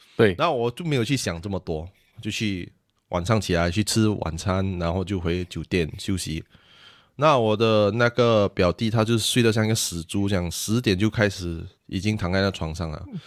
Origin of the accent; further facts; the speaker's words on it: Singapore; 我们是来自新加坡，比较， 比较多人讲英文